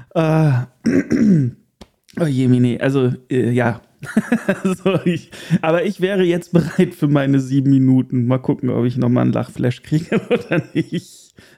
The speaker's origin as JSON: {"language": "German", "town": "Erkelenz", "region": "North Rhine-Westphalia", "country": "Germany", "tie": "born or raised there", "moved": "yes", "said": "wieder in mein geliebtes Erkelenz, in die Heimat"}